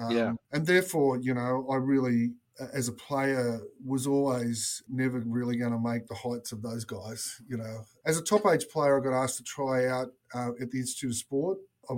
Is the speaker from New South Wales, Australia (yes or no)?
yes; Newcastle, New South Wales, Australia; also born or lived in Sydney; I live in Newcastle and I'm born and bred in Newcastle.